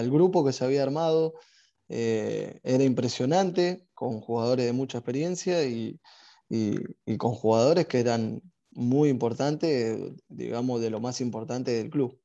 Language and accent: Spanish; Vicente López, Buenos Aires Province, Argentina; moved away as an adult; also born or lived in Saudi Arabia; yo nací en Vicente López, no, no, recuerdo haberme ido a otro lado que, que, no sea ahí por la zona hasta que me fui a Arabia.